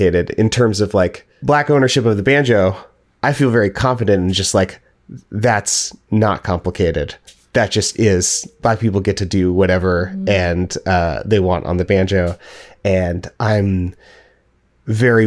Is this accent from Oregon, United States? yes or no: yes; Portland, Oregon, United States; I was raised in Portland and the surrounding area